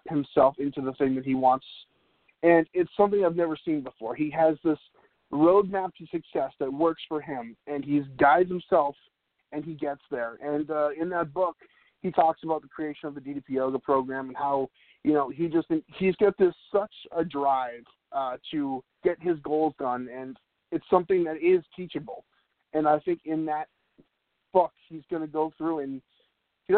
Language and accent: English; New England, United States; I grew up in New England